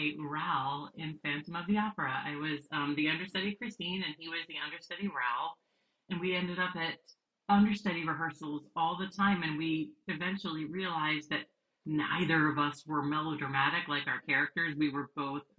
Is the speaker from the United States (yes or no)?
yes; Western Pennsylvania, United States; now in Bloomfield, New Jersey, United States; being a small town girl at heart, because I'm from Western Pennsylvania